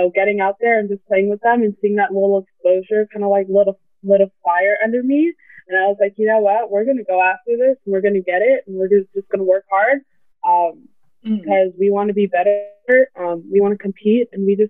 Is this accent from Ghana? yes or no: no; Canada; even though I'm from Canada and you're from the U.S. and you guys are presumed to be better at basketball